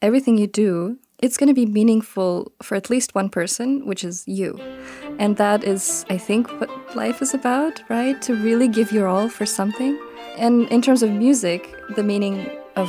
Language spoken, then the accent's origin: English; Overland Park, Kansas, United States; moved away; That's where I grew up, in Overland Park, because it's so green